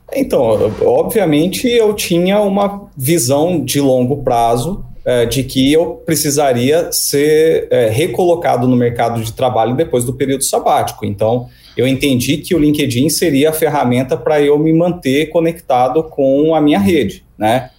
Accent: Campo Grande, Mato Grosso do Sul, Brazil; moved away as an adult; also born or lived in Cuiabá, Mato Grosso; Eu sou natural aqui de Campo Grande, Mato Grosso do Sul, mas fui para Cuiabá é, para trabalhar

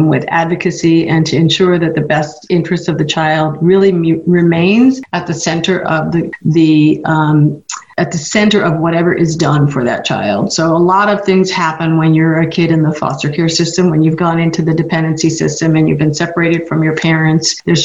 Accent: Long Island, New York, United States; moved away as an adult; also born or lived in San Francisco / San Mateo; now in Monterey County, United States; I'm originally from New York, grew up on Long Island, and moved to San Francisco when I was in my 20s

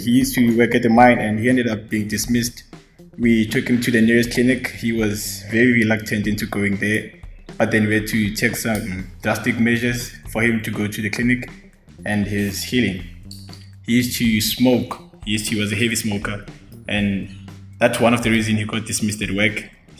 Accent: Johannesburg, Gauteng, South Africa; I'm from Johannesburg.

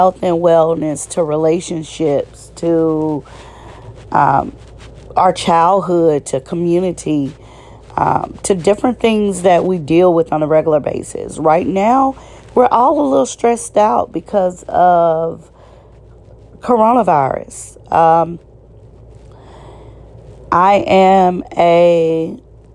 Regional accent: Shreveport, Louisiana, United States; I'm from Louisiana, Shreveport, Louisiana, to be exact

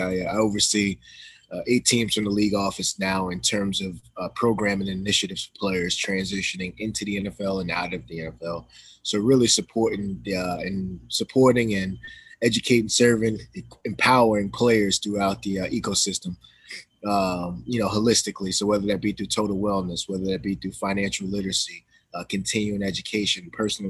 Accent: Amityville, New York, United States; I'm from Amityville

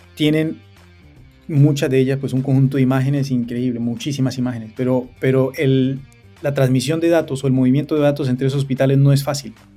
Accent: Cúcuta, Norte de Santander, Colombia; moved away as an adult; now in London, United Kingdom; Yo soy de, de Cúcuta, de Colombia

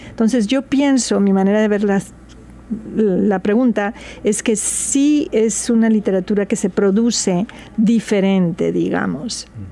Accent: Veracruz, Mexico; now in Seattle, United States; soy jarocha de Veracruz, México

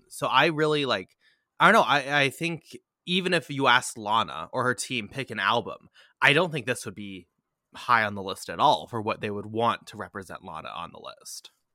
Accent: United States; an identity as an American, as a dirty American

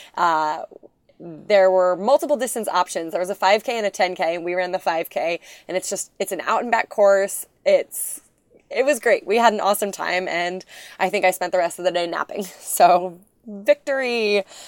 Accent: New Hampshire, United States; moved away; I am from New Hampshire. That's where my parents live

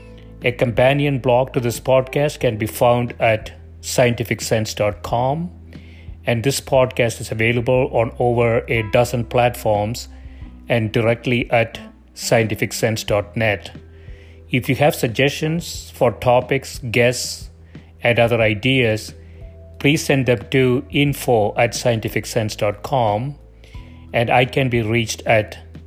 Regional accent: South India, India; English is a second language; now in United States; I grew up in South India with a different, completely different language when I was growing up, and then came to the US, picked up English

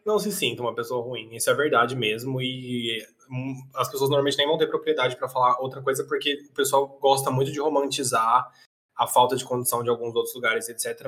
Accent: Brazil; eu sou brasileiro

